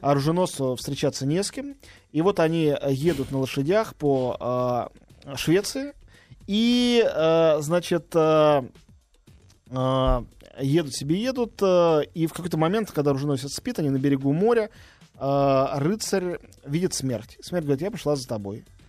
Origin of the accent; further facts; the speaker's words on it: Russia; я, единственный из России